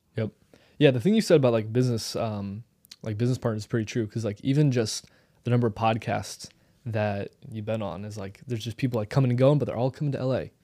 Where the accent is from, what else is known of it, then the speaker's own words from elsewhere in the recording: St. Louis, Missouri, United States; I come from Saint Louis